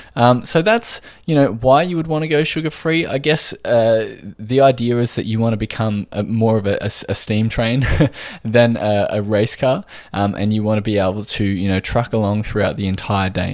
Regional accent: Australia

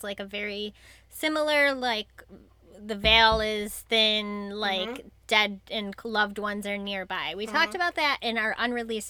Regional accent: Great Lakes area, United States; growing up in the Great Lakes area

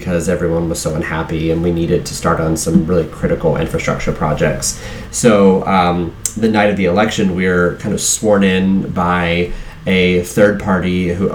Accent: Southwest Virginia, United States; now in Miami Beach, United States; a kid growing up in Southwest Virginia

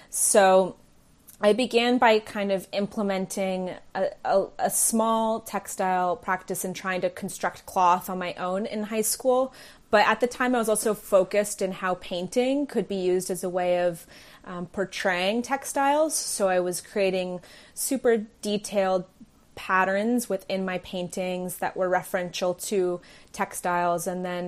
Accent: California, United States; also born or lived in England / New York / New Delhi, India; I guess some would say I'm a Bay Area native, but I was born in England and then raised in between the Bay Area, California, New York, and New Delhi, India.

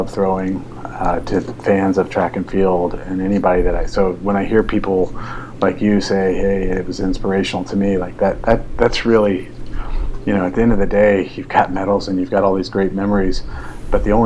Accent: Atlanta, Georgia, United States; I'm from Atlanta

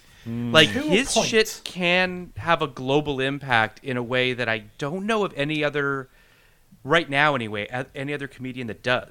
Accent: Toronto, Ontario, Canada; moved away; I'm from Toronto originally

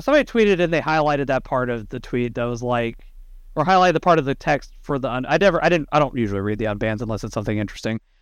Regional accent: Texas, United States; Brett and I are from down south, we're from Texas

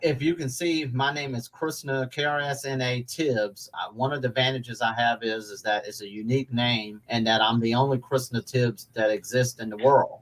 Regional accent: Atlanta, Georgia, United States; moved away as an adult; now in Louisville, United States; I'm originally from Atlanta, Georgia, born and raised, lived there until I was 20, moved here in 95 ish

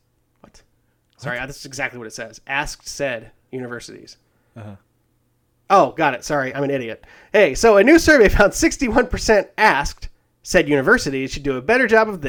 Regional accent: Alabama, United States; Hey, man, I'm from Alabama.

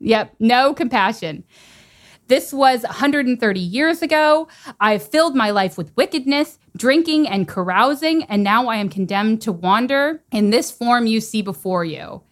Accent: South Texas, United States; I'm from South Texas

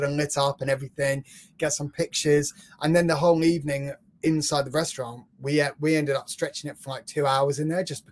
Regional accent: London, United Kingdom; I'm from London

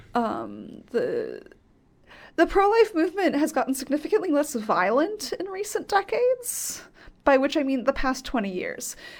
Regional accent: near Cambridge, Massachusetts, United States; I grew up near Cambridge

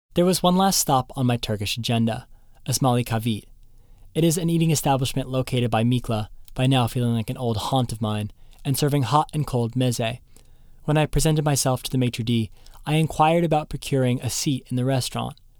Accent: Seattle, Washington, United States; I'm from Seattle

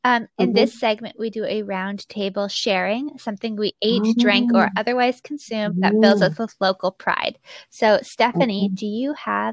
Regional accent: Bellingham, Washington, United States; born or raised there

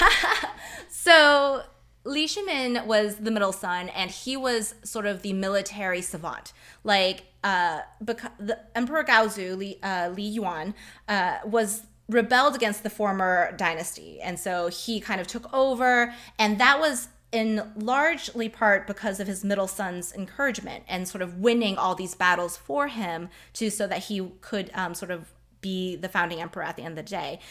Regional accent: United States; I am Chinese American

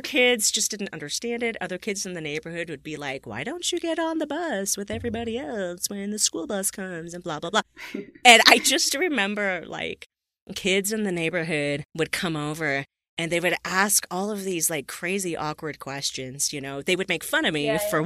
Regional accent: Southern California, United States; I grew up in Southern California

